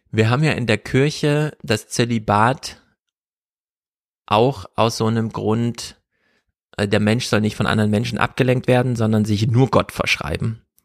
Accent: Jena, Thuringia, Germany; Wir kommen beide aus Thüringen. Ich ja aus dem urbanen Mega-Metropolenzentrum Jena

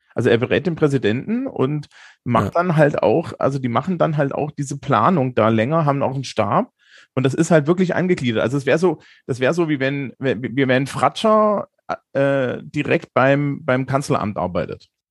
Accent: Germany; also born or lived in Bavaria; als Deutsche

